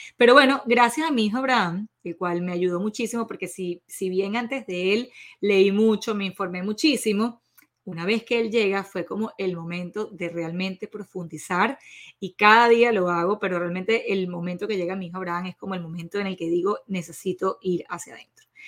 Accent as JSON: {"language": "Spanish", "country": "Venezuela", "said": "soy orgullosa venezolana"}